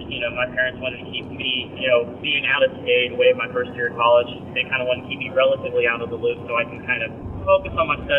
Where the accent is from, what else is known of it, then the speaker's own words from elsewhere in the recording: Tulsa, Oklahoma, United States; moved away as an adult; also born or lived in Fulton, Missouri; I am from Tulsa, Oklahoma